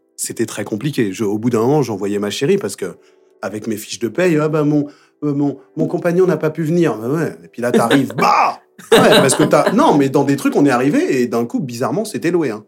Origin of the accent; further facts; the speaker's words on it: Paris, Île-de-France, France; j'ai grandi à Belleville